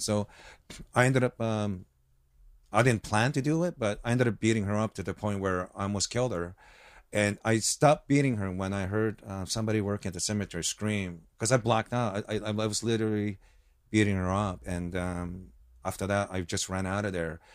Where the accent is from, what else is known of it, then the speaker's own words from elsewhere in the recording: United States; also born or lived in Osaka, Japan / Hawaii; I grew up here